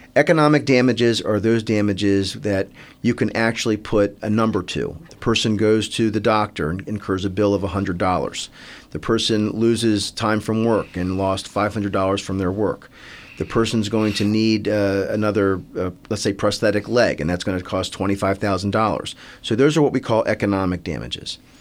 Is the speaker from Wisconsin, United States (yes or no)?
no; Silver Spring, Maryland, United States; I grew up in Silver Spring, Maryland